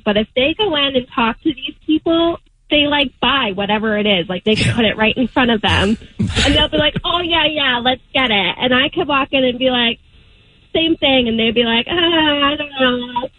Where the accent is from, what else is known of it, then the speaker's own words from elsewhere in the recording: Boston, Massachusetts, United States; accent: Boston; I have a Boston accent